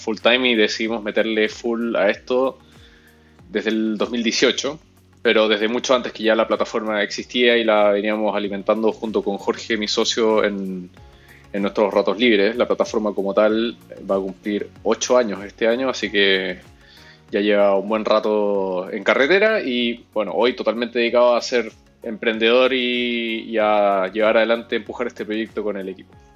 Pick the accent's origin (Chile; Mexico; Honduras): Chile; moved away as an adult; now in Peru; yo soy chileno, pero viviendo en Perú hace siete años.